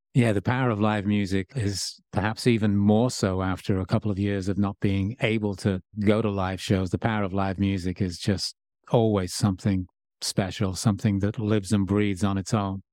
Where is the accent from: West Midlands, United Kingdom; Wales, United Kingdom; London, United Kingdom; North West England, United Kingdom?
West Midlands, United Kingdom; Birmingham; now in United States; growing up in, in Birmingham